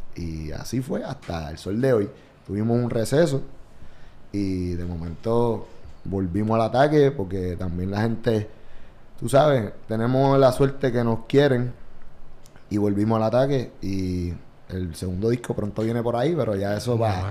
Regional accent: Vega Baja, Puerto Rico; also born or lived in Santurce, San Juan, Puerto Rico; Nací en Santurce, pero me escribo en Vega Baja, allá en el 93.

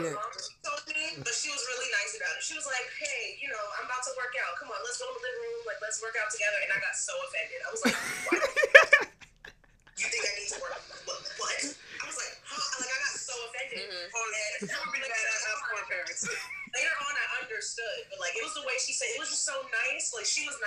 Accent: United States; I'm African American

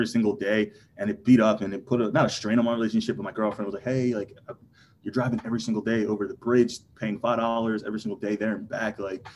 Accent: New Jersey, United States; also born or lived in King of Prussia, Pennsylvania; it's an hour to where we were from, South Jersey

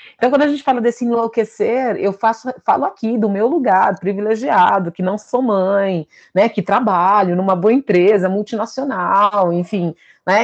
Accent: São Paulo, Brazil; eu sou aqui de São Paulo

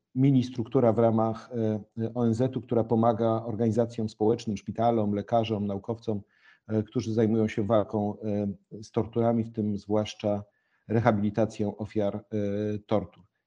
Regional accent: Gryfice, West Pomeranian Voivodeship, Poland; moved away as an adult; also born or lived in Warsaw; chłopak z małej miejscowości, z której pochodzę, Gryfice w województwie zachodniopomorskim

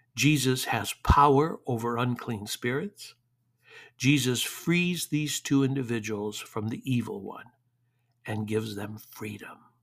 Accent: Detroit, Michigan, United States; moved away; growing up in Detroit

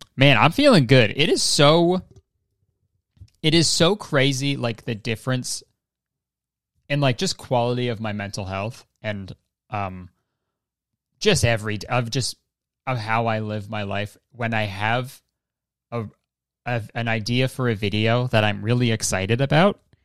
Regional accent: Hamilton, Ontario, Canada; my hometown of Hamilton, Ontario

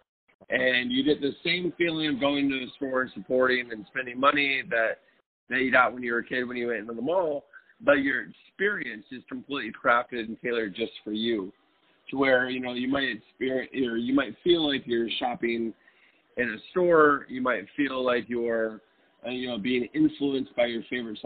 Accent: Detroit, Michigan, United States; I grew up in Detroit in the 80s and 90s

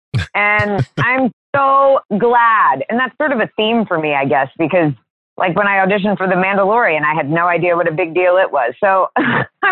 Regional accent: Jacksonville, Florida, United States; also born or lived in Washington, D.C. / Sterling, Virginia; I grew up in Jacksonville, Florida. To go all the way back, I was born in Washington, D.C., and I lived in Northern Virginia in Sterling until I was 7. And then we moved to Jacksonville, Florida

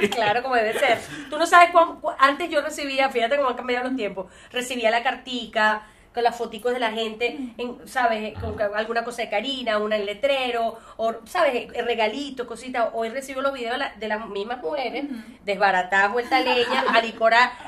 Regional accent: Venezuela; moved away as an adult; el único lugar que podría decir que soy es de Venezuela

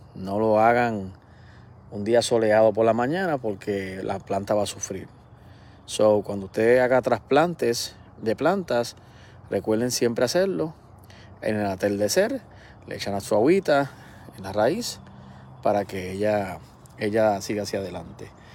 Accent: Puerto Rico; soy boricua

